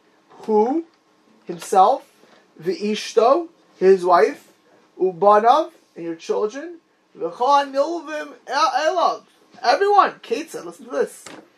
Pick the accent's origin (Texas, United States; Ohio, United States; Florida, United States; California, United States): Florida, United States; Miami Beach; also born or lived in Lakewood / New York; I never heard it ever did I hear it my whole life in Eretz Yisrael, where I grew up in Miami Beach, or in Lakewood, or when I lived in New York.